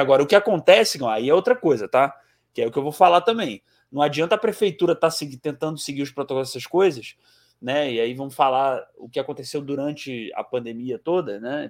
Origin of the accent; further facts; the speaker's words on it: Ceará, Brazil; Eu sou do Ceará